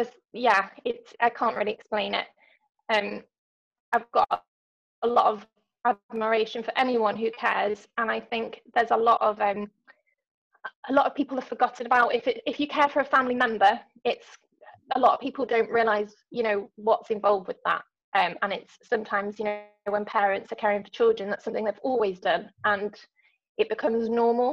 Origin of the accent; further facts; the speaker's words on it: London, United Kingdom; now in North Wales, United Kingdom; I live in North Wales, as you said, but I'm originally from London. So I've now lived in Wales longer than I ever lived in London in my childhood.